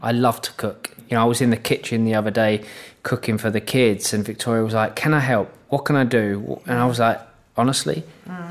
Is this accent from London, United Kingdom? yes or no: yes; London, United Kingdom; moved away; also born or lived in Manchester; I'm from the East End of London